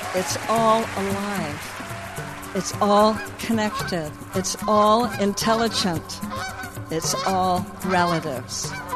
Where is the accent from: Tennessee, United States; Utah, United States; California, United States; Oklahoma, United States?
California, United States; being Californian and, and, and going back many generations